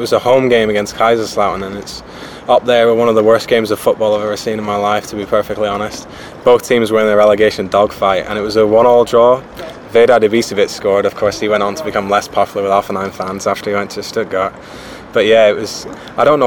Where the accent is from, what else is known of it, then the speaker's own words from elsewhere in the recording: Ireland; also born or lived in Japan; if you haven't guessed from my accent, I'm from Ireland. But even though I'm from Ireland, I actually spent a lot of my early childhood in Japan.